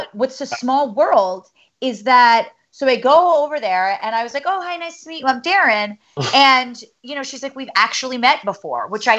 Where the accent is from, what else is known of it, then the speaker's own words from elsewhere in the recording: New Jersey, United States; moved away as an adult; now in New York City, United States; I grew up in the suburbs of Manhattan. I've lived in New York for 10 years. Like I grew up in Jersey